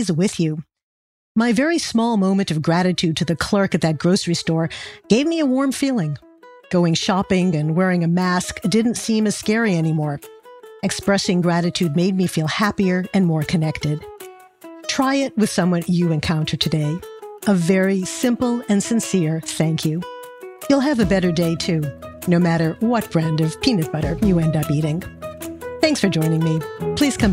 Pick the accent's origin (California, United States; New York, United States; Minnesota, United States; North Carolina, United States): New York, United States; New York City; Well, I'm from New York City